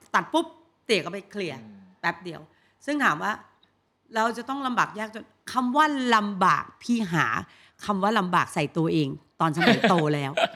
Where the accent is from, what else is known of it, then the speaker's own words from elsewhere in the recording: Bangkok, Thailand; กรุงเทพพี่เกิดที่กรุงเทพ